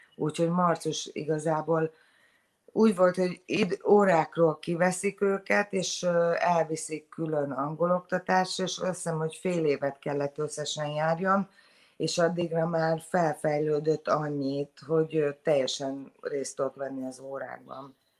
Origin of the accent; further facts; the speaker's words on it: Szentendre, Pest, Hungary; moved away as an adult; now in Sydney, Australia; Szentendrei vagyok, azért az elég zárt közösség